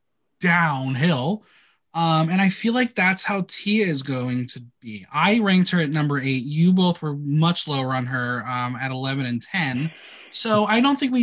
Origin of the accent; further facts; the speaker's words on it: United States; me being American